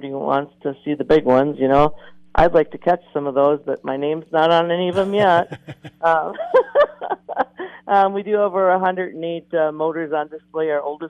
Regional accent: Randall, Minnesota, United States; I did, actually. Yep, right around the Randall area.

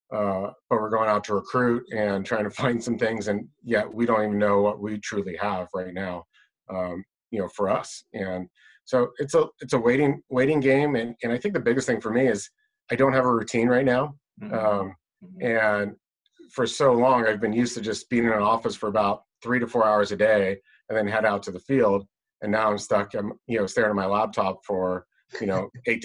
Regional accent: Las Vegas, Nevada, United States; growing up in Las Vegas

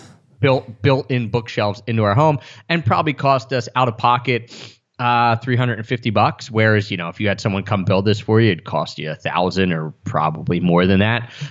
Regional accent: outside of Philadelphia, Pennsylvania, United States; moved away as an adult; did spend time in my hometown outside of Philadelphia

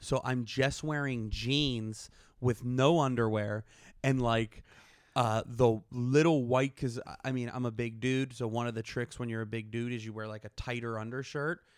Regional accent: Pittsburgh, Pennsylvania, United States; moved away; I'm from Pittsburgh

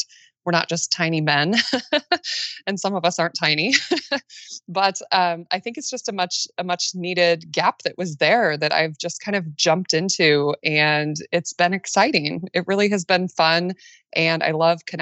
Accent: Midwest, United States; I live in Nebraska, right in the middle of the United States, born and raised in the Midwest.

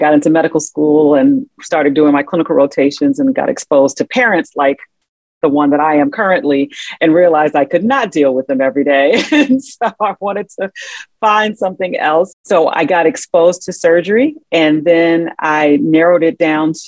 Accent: Chicago Southland, Illinois, United States; also born or lived in Atlanta; Well, I grew up in the Chicago Southland. It's been my home my entire life, except when I went to Atlanta to go to undergrad at Emory University. But I came right back home

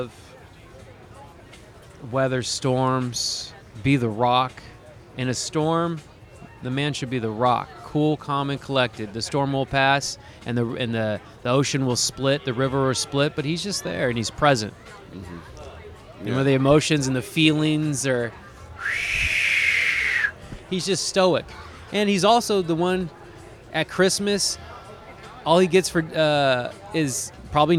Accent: Sacramento, California, United States; I grew up in Sacramento

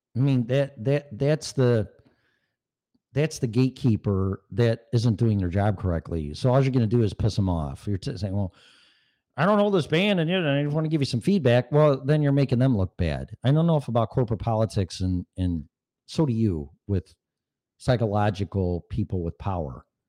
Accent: Streamwood, Illinois, United States; moved away as an adult; also born or lived in Park Ridge, Illinois / Davis Junction, Illinois / Algonquin, Illinois; now in Colorado, United States; I grew up in Streamwood, Schaumburg area, Elgin area

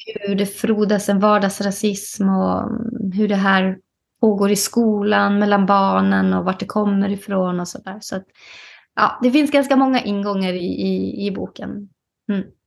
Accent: Kiruna, Norrbotten County, Sweden; moved away as an adult; also born or lived in Nedre Soppero; now in Solna, Sweden; jag är ju född och uppvuxen i Kiruna

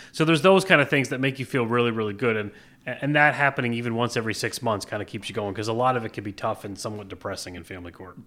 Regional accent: Plattsburgh, New York, United States; also born or lived in Providence, Rhode Island / Newport, Rhode Island / Albany, New York / Manhattan, New York; born and raised in Plattsburgh

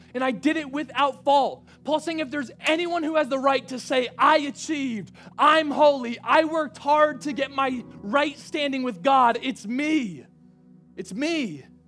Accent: Rhode Island, United States; moved away as an adult; I'm from Rhode Island. Like, I graduated high school, then I went to Evangel University.

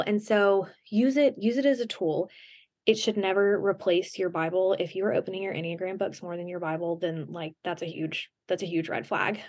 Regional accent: the South, United States; I grew up in the South

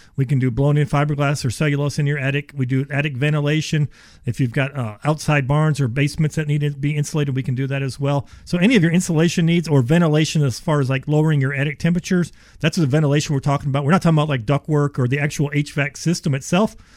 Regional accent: Ohio, United States; I am from Ohio.

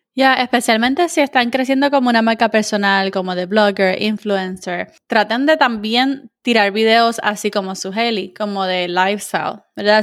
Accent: Puerto Rico; now in United States; puertorriqueño sí habla tirado, tú sabes, como que nosotros somos el, slang de, Latinoamérica, nosotros somos los que hablamos tiradito

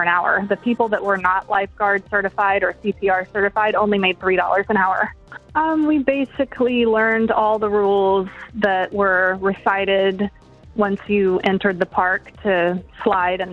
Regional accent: Shalimar, Florida, United States; now in Niceville, United States; I currently live in Niceville, but I grew up in Shalimar

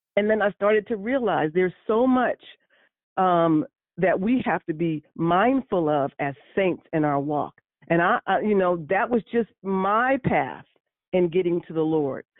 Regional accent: San Francisco, California, United States; born and raised in San Francisco

